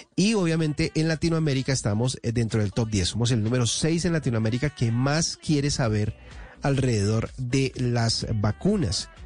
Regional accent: Colombia; dentro de nuestro país

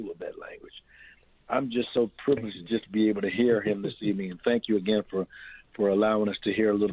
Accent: Baltimore, Maryland, United States; when I was a kid growing up in Baltimore.

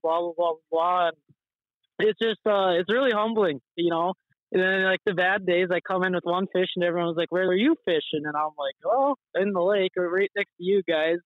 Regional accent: Devils Lake, North Dakota, United States; growing up on Devil's Lake as a North Dakota

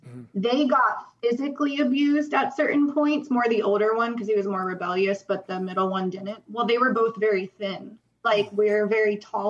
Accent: Jacksonville, Florida, United States; born there; Well, I was born in Jacksonville, but my dad was a Marine, so we always moved everywhere.

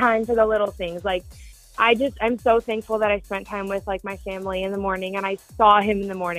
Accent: Montana, United States; I'm from Montana.

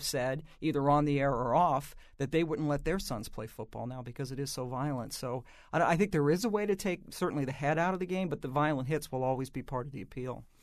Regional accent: Washington, District of Columbia, United States; I grew up in Washington

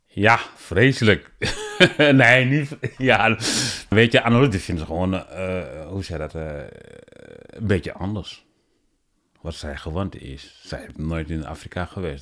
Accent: Senegal; Dutch is a second language; also born or lived in Guinea; now in Netherlands; ik ben geboren in eh, Guinea en uh, opgegroeid in Senegal. Zeg maar, ik woon eh, sinds 2000 in Nederland

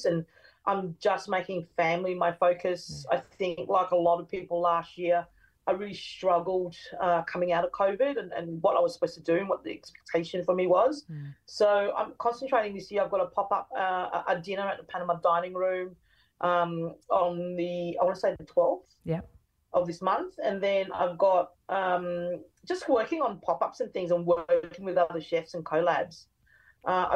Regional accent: Brisbane, Queensland, Australia; I grew up in Brisbane and West End

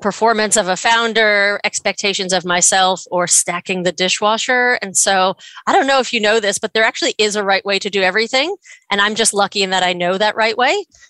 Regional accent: New York, United States; moved away; I'm from New York

